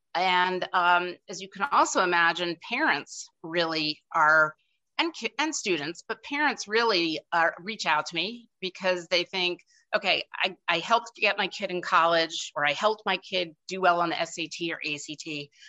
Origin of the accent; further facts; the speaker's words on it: outside of New York City, United States; I grew up outside of New York City